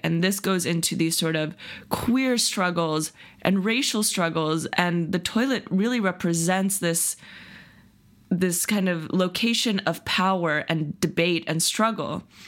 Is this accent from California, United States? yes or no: yes; Silicon Valley, California, United States; the Silicon Valley progressive bubble that I grew up